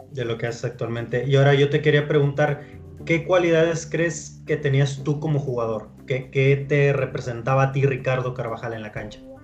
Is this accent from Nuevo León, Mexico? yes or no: yes; Monterrey, Nuevo León, Mexico; la, gente acá de, Monterrey